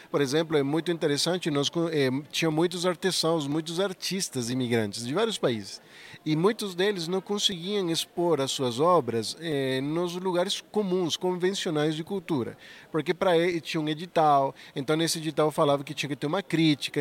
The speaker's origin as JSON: {"language": "Portuguese", "country": "Venezuela", "second_language": "Portuguese", "moved": "as an adult", "lives_now": "Maringá, Brazil", "said": "Eu sou venezuelano"}